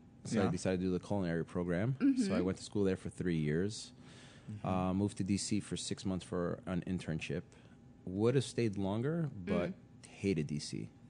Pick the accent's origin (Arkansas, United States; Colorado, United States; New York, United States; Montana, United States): New York, United States; New York City; also born or lived in Rhode Island; I grew up in College Point, Queens.